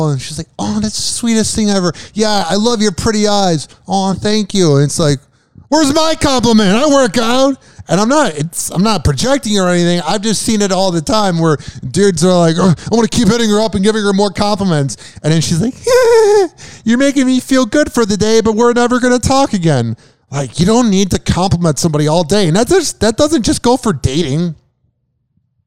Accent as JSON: {"language": "English", "country": "United States"}